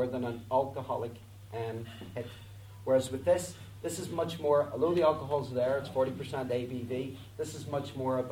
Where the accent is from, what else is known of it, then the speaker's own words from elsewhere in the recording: Belfast, Northern Ireland, United Kingdom; I'm from Belfast.